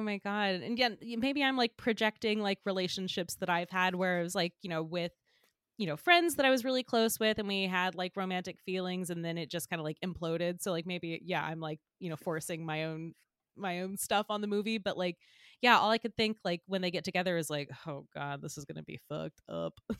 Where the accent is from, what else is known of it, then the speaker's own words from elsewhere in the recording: Georgia, United States; moved away as an adult; now in New York, United States; I grew up in Georgia, and I would come to Man Manhattan to see, like, my aunt and uncle growing up